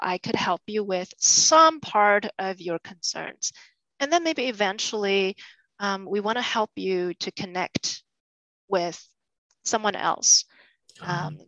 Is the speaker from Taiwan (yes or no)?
yes; Taiwan; moved away as an adult; now in United States; I was born and raised in Taiwan